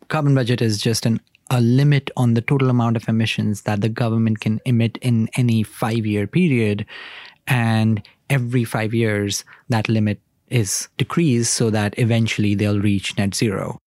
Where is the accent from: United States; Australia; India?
India; I grew up in India